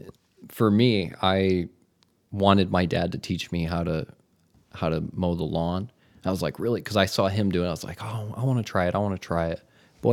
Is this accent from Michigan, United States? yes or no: yes; Michigan, United States; also born or lived in Las Vegas; now in Hermosa Beach, United States; I'm from Michigan.